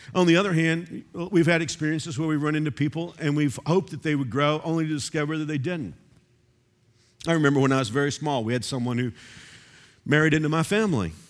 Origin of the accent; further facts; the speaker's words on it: Texas, United States; moved away as an adult; now in Kansas, United States; I grew up bird hunting in Texas